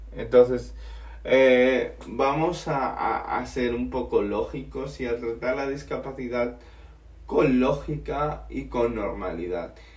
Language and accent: Spanish; Spain; yo soy español